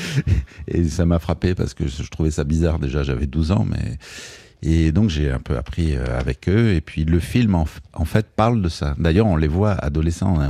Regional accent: Marseille, Provence-Alpes-Côte d'Azur, France; moved away as an adult; also born or lived in Paris; je viens du sud de la France

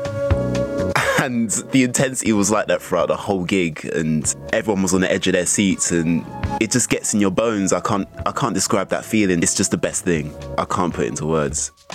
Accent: London, United Kingdom; a young Afro Caribbean growing up in South London

